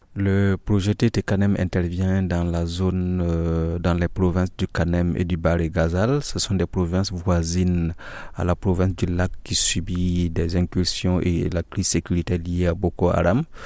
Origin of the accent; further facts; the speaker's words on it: Burkina Faso; moved away as an adult; now in Mao, Chad; je viens du Burkina